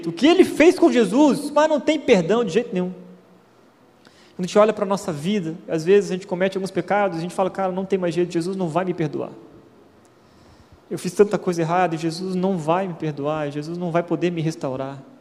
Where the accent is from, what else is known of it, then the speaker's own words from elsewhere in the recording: Florianópolis, Santa Catarina, Brazil; moved away as an adult; also born or lived in Curitiba; fui para o seminário, para a faculdade teológica, saí de Florianópolis, fui para Curitiba.